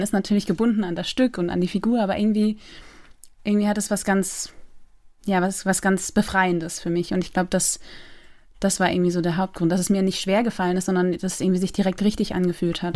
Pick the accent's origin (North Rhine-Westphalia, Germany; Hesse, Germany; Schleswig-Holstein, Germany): Schleswig-Holstein, Germany; Eckernförde; moved away as an adult; also born or lived in Loose, near Eckernförde / Rostock; now in Berlin, Germany; ich bin in Eckernförde aufgewachsen. Also geboren bin ich in Lose in der Nähe von Eckernförde